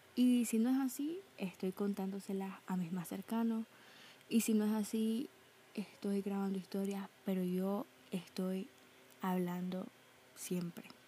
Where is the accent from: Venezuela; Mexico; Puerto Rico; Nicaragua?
Nicaragua; tengo 18 años y soy de Nicaragua.